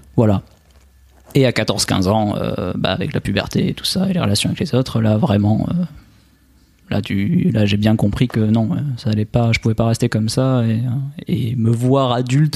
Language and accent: French; Albi, Occitania, France; accent: accent chantant; now in Nice, France; je suis originaire euh, d'Albi à la base, à côté de Toulouse, mais en à ce moment j'habite à, Nice